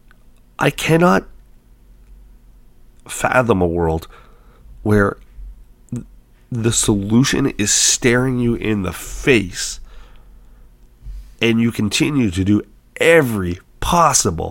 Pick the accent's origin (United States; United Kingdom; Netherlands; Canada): Canada; I'm a Canadian